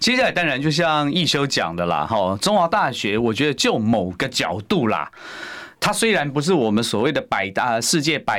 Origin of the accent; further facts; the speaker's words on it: Taiwan; 各位，这就是违背我们台湾人的常常理的经验法则。